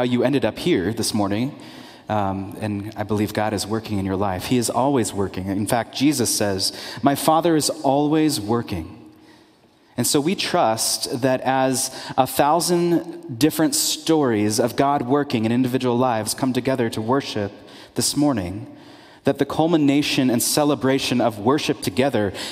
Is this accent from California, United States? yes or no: yes; California, United States; moved away; I'm from California